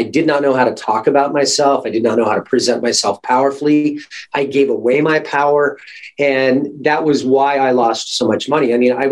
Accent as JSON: {"language": "English", "region": "Alaska", "country": "United States", "tie": "born or raised there", "said": "my mom and I grew up born and raised in Alaska."}